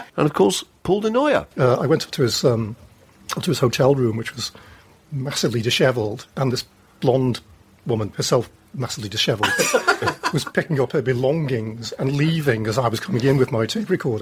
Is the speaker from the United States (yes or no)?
no; United Kingdom; we are particularly British and self-lacerating.